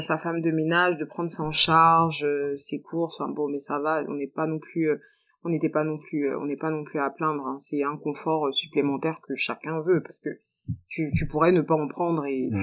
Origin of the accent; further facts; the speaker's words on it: France; moved away as an adult; also born or lived in Guinea / Côte d'Ivoire; now in Abidjan, Côte d'Ivoire; J'ai grandi en France. J'ai grandi en France.